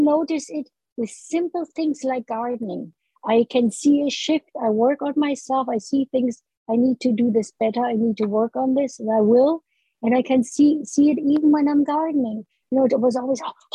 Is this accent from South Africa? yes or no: no; Berlin, Germany; moved away as an adult; now in Canada; growing up in the Hitler's Nazi Germany, then the post-war years, you know, in ravaged Berlin, lonely childhood, to early adulthood. As a, you know, I was a part of that wave of struggling German immigrants in Canada